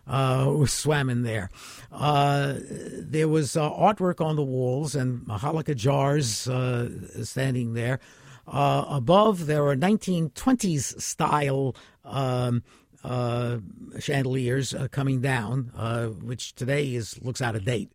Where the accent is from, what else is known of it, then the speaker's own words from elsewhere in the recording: New York City, New York, United States; I was born in the Bronx. I've lived in the Bronx my entire life